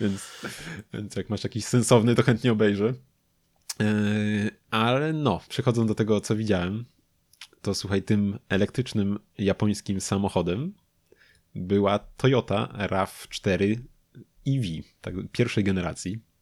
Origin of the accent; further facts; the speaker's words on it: Lubin, Lower Silesian Voivodeship, Poland; u nas w Lubinie